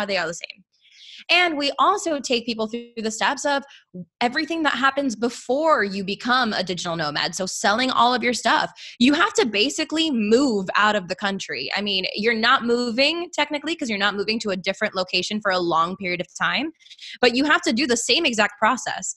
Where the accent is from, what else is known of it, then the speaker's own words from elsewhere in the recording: Miami, Florida, United States; moved away; I'm from Miami